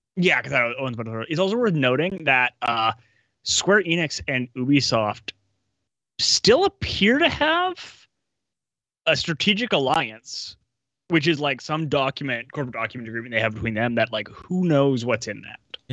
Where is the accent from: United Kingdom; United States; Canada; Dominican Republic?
Canada; Winnipeg, Manitoba; moved away; born and raised in Winnipeg